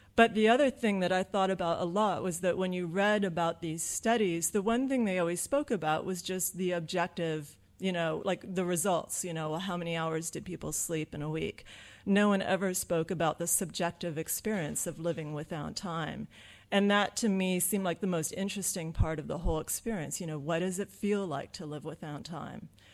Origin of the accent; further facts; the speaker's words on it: Southern California, United States; I'm from Southern California where it's really, really nice